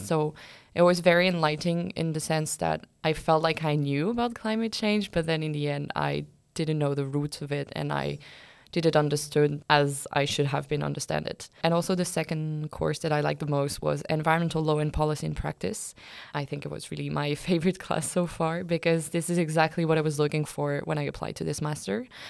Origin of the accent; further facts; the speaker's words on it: France; moved away as an adult; now in Lund, Sweden; I'm from France.